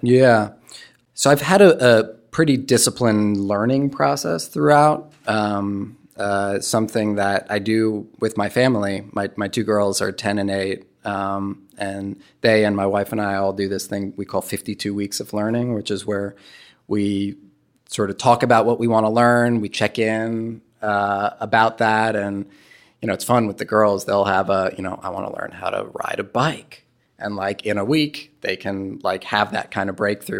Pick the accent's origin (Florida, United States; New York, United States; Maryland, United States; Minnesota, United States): New York, United States; New York City; moved away; I'm from New York City